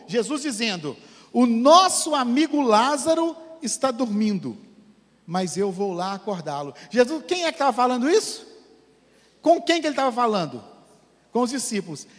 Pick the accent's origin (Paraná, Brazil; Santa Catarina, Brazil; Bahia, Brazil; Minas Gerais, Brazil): Minas Gerais, Brazil; Manhuaçu; Eu sou de Manhuaçu, né? Que é uma cidade do interior.